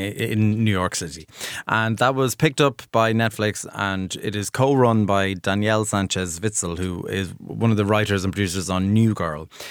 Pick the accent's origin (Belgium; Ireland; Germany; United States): Ireland; as an Irish viewer